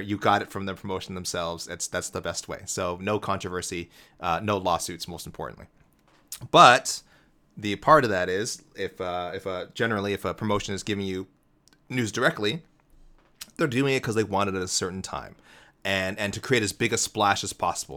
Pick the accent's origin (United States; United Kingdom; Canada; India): Canada; Toronto, Ontario; my hometown Toronto Blue Jays